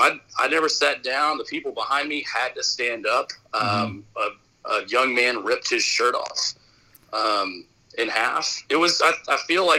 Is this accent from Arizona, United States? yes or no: yes; Arizona, United States; I'm from Arizona